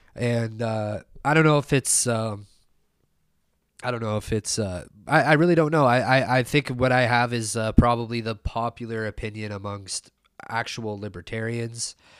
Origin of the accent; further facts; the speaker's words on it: Canada; we were, like, a kid growing up in Canada.